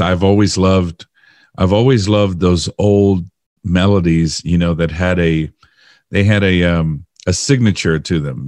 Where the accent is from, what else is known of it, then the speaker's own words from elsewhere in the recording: Miami, Florida, United States; I was born and raised in Miami